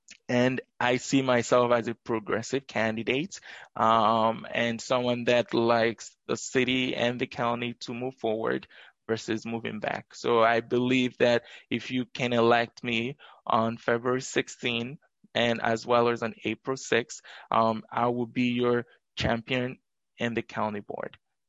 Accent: Madison, Wisconsin, United States; I grew up here in Madison, from going to River Food Pantry to graduating from Madison East High School.

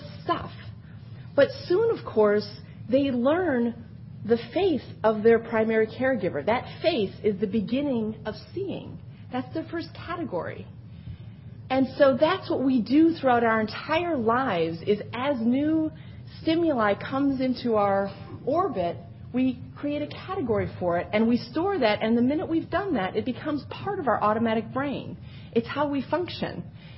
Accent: Wisconsin, United States; now in New York, United States; I'm a New Yorker now, not a Wisconsinite anymore.

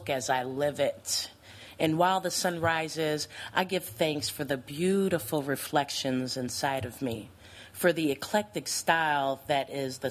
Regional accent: New Jersey, United States; moved away as an adult; now in Madison, United States; born and raised in New Jersey

